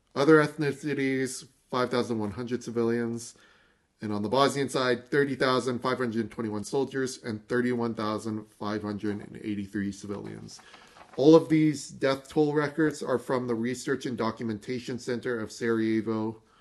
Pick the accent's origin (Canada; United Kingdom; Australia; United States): Canada; we're Canadian